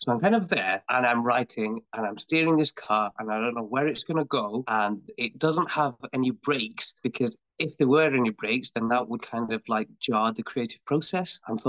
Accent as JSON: {"language": "English", "country": "United Kingdom", "tie": "born there", "said": "as a British born artist, there's so much more I have to offer"}